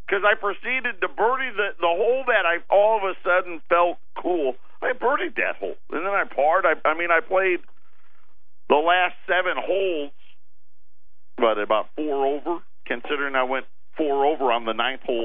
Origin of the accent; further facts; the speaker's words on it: Syracuse, New York, United States; From Syracuse. I'd like to point that at my hometown.